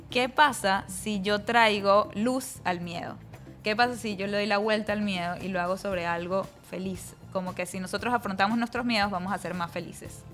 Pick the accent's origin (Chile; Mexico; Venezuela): Venezuela; moved away as an adult; also born or lived in New York; now in United States; venía de Venezuela